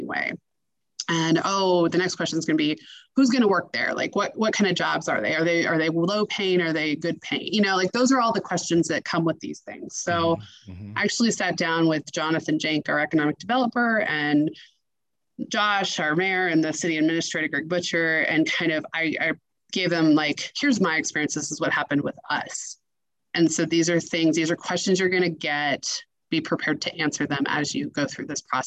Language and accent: English; Seward, Nebraska, United States; I'm from Seward and I live in Seward